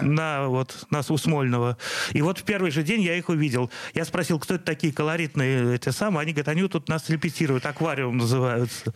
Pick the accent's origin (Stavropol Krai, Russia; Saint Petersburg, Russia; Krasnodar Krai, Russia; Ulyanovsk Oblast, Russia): Saint Petersburg, Russia; все мое детство прошло на Петроградской стороне